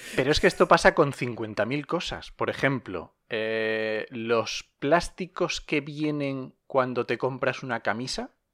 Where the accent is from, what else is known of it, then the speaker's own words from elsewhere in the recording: Asturias, Spain; now in La Mancha, Spain; yo soy asturiano